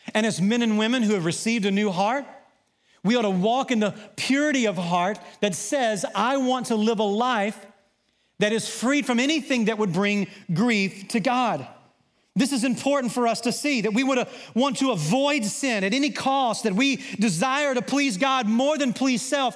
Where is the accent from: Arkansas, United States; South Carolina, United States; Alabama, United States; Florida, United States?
Arkansas, United States; Southwest; growing up in Southwest Arkansas